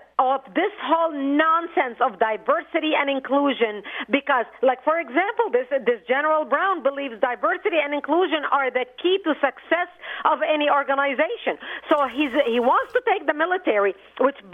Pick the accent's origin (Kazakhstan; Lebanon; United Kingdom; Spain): Lebanon; now in United States; I immigrated from Lebanon.